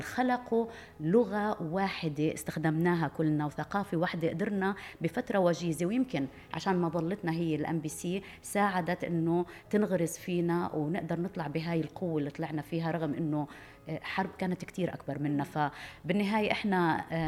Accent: Palestine; انا فلسطينيه

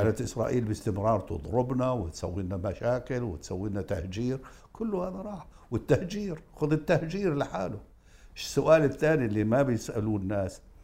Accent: Karak, Karak Governorate, Jordan; أنا بأتي من الكرك

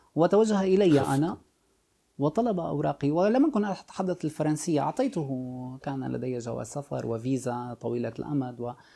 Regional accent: Sweida, As-Suwayda Governorate, Syria; moved away as an adult; also born or lived in Jaramana; now in France; عشت طفولتي كلها في في الريف في في في اقصى الجنوب السوري

